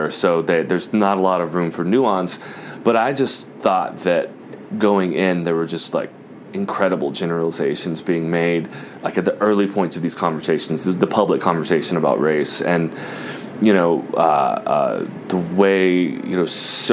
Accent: Jacksonville, Florida, United States; now in New York, United States; I grew up in Jacksonville, Florida, on the west side of Jacksonville, Florida.

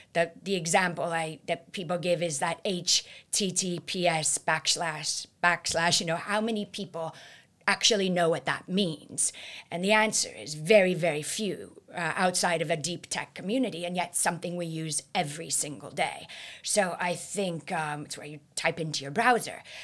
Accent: California, United States; my home state of California

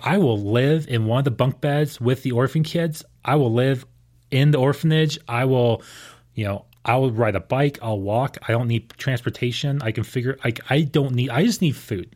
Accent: Houston, Texas, United States; growing up in Houston

